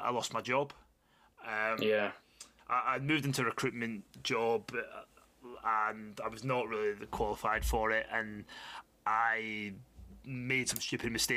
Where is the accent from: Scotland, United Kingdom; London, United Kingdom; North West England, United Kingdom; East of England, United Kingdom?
Scotland, United Kingdom; Glasgow; back where I started in Glasgow, living at home